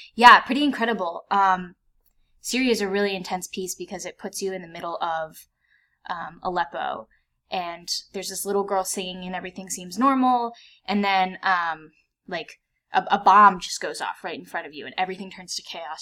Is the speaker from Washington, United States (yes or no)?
no; Vienna, Virginia, United States; also born or lived in Fairfax, Virginia; I grew up in Vienna, Virginia, which is a suburb outside of DC